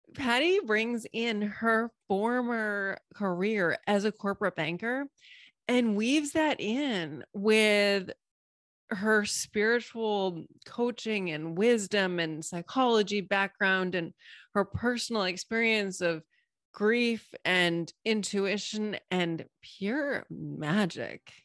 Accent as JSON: {"language": "English", "region": "Massachusetts", "country": "United States", "moved": "yes", "said": "I just said wicked because I'm originally from Massachusetts"}